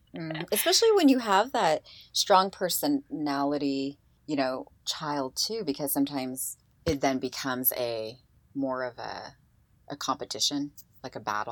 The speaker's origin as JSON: {"language": "English", "region": "Eastern Washington", "country": "United States", "tie": "born or raised there", "said": "grew up in, you know, Eastern Washington"}